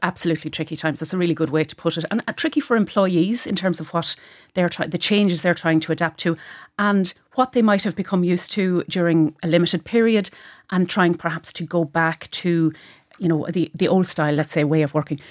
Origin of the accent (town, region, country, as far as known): Cavan, Ulster, Ireland